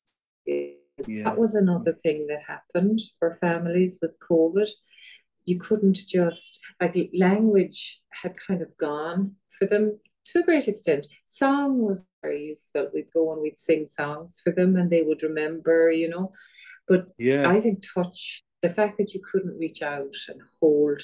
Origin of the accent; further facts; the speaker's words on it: Ballylongford, Munster, Ireland; also born or lived in Listowel; now in Glin, Ireland; I'm from Ballylongford, County Kerry originally, and I was living in Listowel